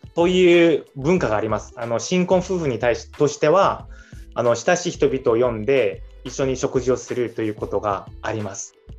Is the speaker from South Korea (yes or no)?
yes; South Korea; moved away; 韓国にいる間はあ韓国人として